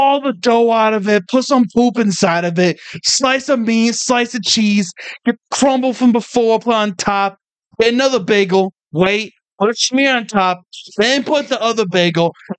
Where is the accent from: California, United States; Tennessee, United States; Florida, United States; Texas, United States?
Tennessee, United States; We're from Tennessee.